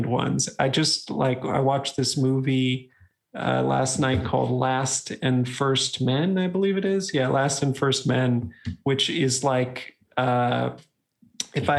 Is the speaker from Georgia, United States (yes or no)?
no; Wisconsin, United States; I grew up in Wisconsin near University of Wisconsin-Madison